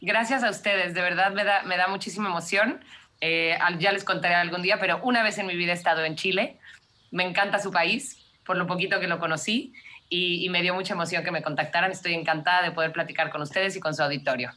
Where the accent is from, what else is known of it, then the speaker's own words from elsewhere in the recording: Cancún, Quintana Roo, Mexico; moved away as an adult; also born or lived in Mexico City; now in South Africa; yo nací en la Ciudad de México y nos fuimos a vivir a Cancún cuando yo tenía seis años